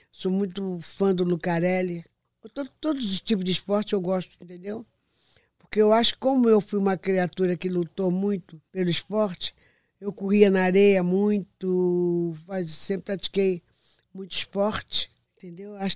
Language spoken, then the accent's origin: Portuguese; Rio de Janeiro, Brazil; de Padre Miguel, minha terra, onde eu nasci, minha cidade. Nasci em Padre Miguel.